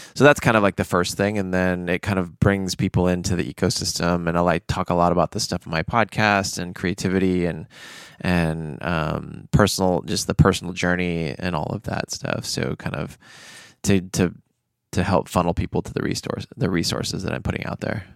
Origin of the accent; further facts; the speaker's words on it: United States; I grew up in American culture